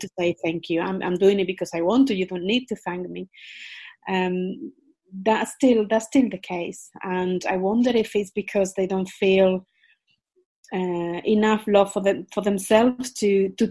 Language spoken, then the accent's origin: English; Spain; English is a second language; moved away as an adult; also born or lived in United Kingdom; I was born in Spain